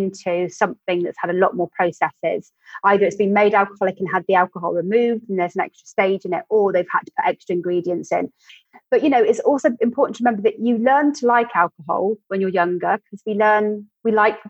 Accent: West Country, South West England, United Kingdom; I'm from the West Country

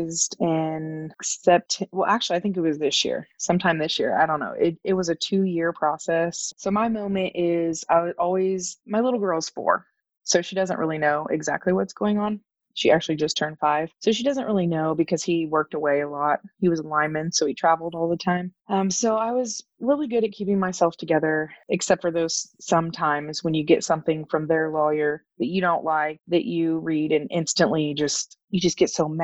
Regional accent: Kansas, United States; I'm from Kansas

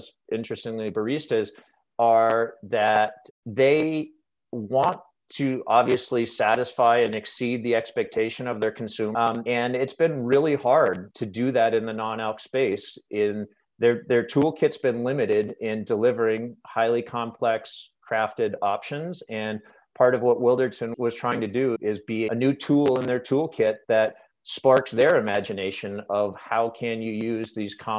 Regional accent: outside of Boston, Massachusetts, United States; moved away as an adult; now in Oregon, United States; I grew up outside of Boston, but landed in Oregon 24 years ago now

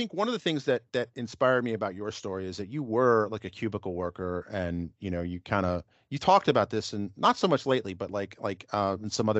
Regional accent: New York City, New York, United States; accent: northeastern U.S.; I grew up in New York City. I sound very northeastern U.S.

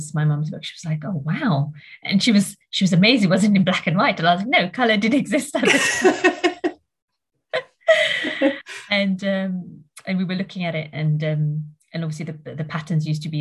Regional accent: Mauritius; moved away; I grew up in Mauritius for a bit. So that's where I'm from originally.

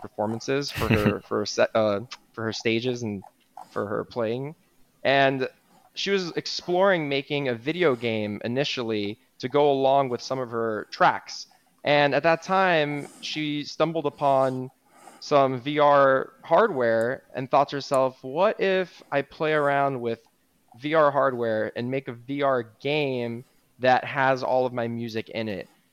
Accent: Miami Beach, Florida, United States; I'm born and raised in Miami Beach, Florida

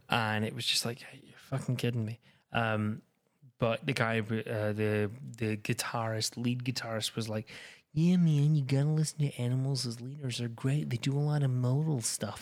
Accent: Scotland, United Kingdom; I'm that Scottish guy

